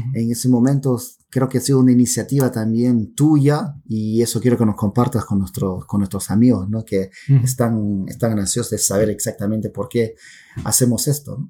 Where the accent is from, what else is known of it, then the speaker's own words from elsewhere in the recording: Pucallpa, Ucayali, Peru; accent: Peruvian Amazon; soy peruano de nacimiento y nací en la ciudad de Pucallpa. El acento que ustedes escuchan en estos momentos es un acento de la Amazonía peruana